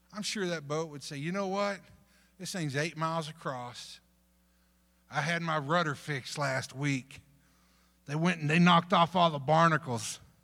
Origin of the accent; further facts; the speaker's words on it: North Texas, United States; moved away; also born or lived in Dominican Republic; I grew up in North Texas